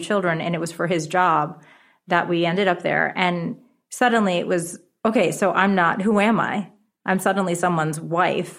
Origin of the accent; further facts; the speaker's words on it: New York City, New York, United States; first language Japanese; English is a second language; also born or lived in Rye, New York / Japan; I'm actually from America